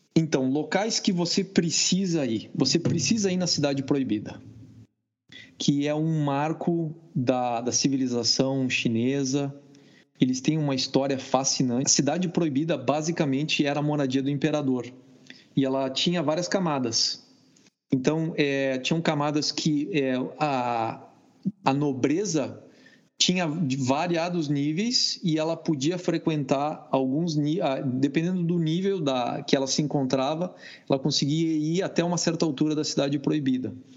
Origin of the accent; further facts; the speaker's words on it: Brazil; Baxi, que é Brasil.